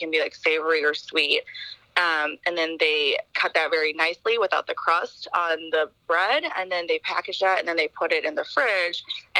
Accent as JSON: {"language": "English", "town": "Chesterfield", "region": "Missouri", "country": "United States", "tie": "born or raised there", "also_born_or_lived": "Seattle", "moved": "as an adult", "lives_now": "St. Louis, United States", "said": "I grew up in Chesterfield"}